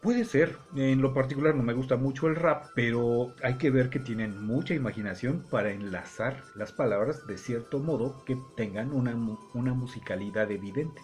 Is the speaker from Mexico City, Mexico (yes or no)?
yes; Mexico City, Mexico; accent: chilango; moved away; Toda la vida a mí me dijeron, hablas como chilango. Mm. y tengo más de 50 años de no vivir en el Distrito Federal